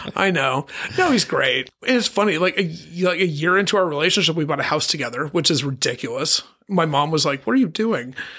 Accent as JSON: {"language": "English", "region": "Colorado", "country": "United States", "tie": "born or raised there", "also_born_or_lived": "Pittsburgh, Pennsylvania", "moved": "yes", "lives_now": "Palm Springs, United States", "said": "my dad moved us to Colorado, and I'm a Colorado kid"}